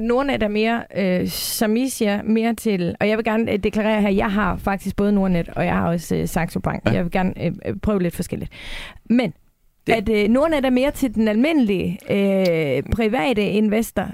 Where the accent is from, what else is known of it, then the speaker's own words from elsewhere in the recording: Denmark; jeg som dansker